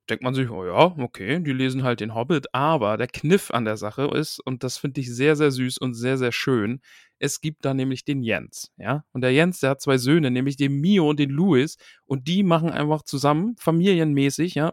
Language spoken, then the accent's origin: German; North Rhine-Westphalia, Germany; ich bin auch, ich bin aus dem Ruhrpott, äh, liebe Grüße an Max, haha.